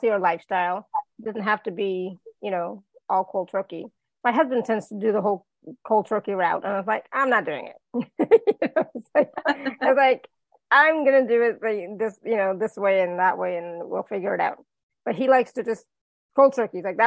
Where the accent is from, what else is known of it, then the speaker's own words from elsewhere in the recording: India; I'm Indian.